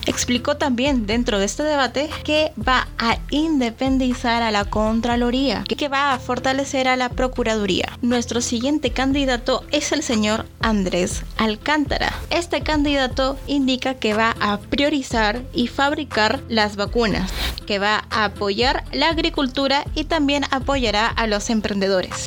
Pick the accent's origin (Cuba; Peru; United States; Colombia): Peru; en mi país, en Perú